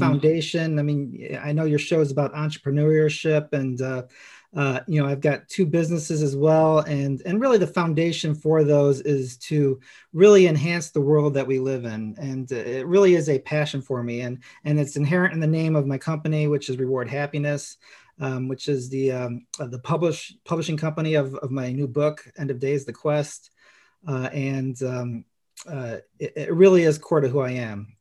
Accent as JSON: {"language": "English", "town": "Chicago", "region": "Illinois", "country": "United States", "tie": "born or raised there", "said": "I grew up in Chicago"}